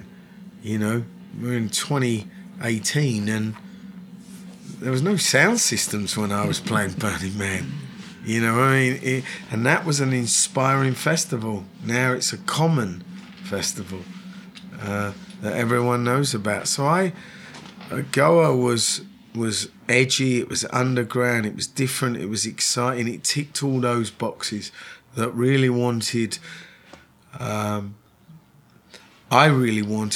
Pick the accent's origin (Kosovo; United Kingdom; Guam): United Kingdom; London; moved away as an adult; now in Los Angeles, United States; I was born in London, I'd certainly say, you know, I feel that I'll be here for the rest of my life